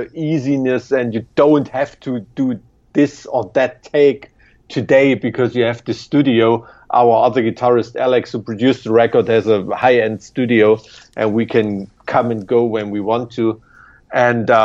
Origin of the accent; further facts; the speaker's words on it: Weimar, Thuringia, Germany; I'm from Weimar in Germany